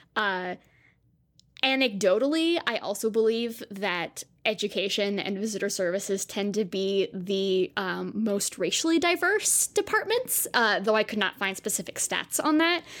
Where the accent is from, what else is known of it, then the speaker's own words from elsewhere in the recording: Southern California, United States; I grew up in Southern California